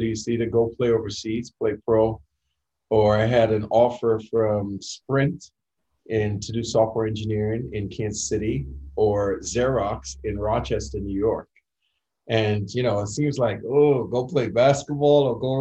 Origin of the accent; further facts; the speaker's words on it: Trinidad & Tobago; moved away as an adult; now in United States; growing up in Trinidad